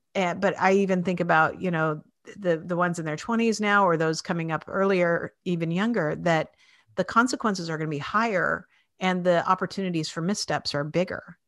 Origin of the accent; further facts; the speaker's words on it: Spokane, Washington, United States; moved away as an adult; now in Philadelphia, United States; I grew up in Washington State in Spokane, Washington